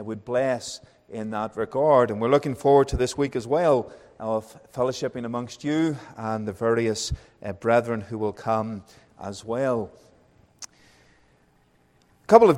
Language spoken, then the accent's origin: English; Northern Ireland, United Kingdom; accent: Northern Irish; moved away as an adult; also born or lived in Wales / England; now in Calgary, Canada; I went from being Northern Irish to Welsh to English and back to being Northern Irish.